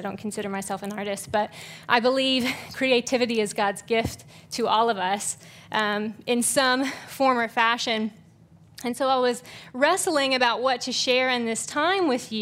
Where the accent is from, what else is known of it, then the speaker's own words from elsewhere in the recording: Georgia, United States; also born or lived in Central Virginia; now in Tyler, United States; I grew up in Georgia and then moved here via Virginia